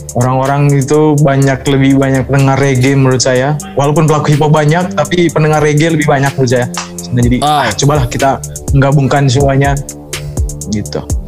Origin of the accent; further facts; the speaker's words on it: Manggarai, Flores, East Nusa Tenggara, Indonesia; di daerah saya di Flores, Manggarai tempat saya